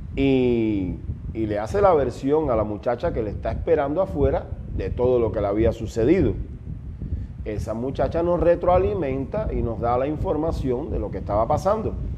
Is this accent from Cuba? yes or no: yes; Ciego de Ávila, Cuba; moved away as an adult; now in Ecuador; soy cubano 100% de Ciego de Ávila y ahora hace ya seis años que vivo acá en el Ecuador.